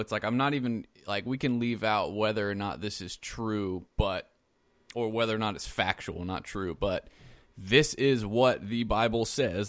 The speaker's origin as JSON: {"language": "English", "region": "South Carolina", "country": "United States", "tie": "born or raised there", "said": "I grew up in South Carolina"}